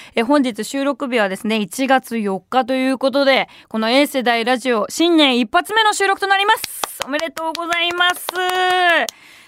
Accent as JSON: {"language": "Japanese", "region": "Tokyo", "country": "Japan", "tie": "born or raised there", "said": "私もさもともと東京下町出身"}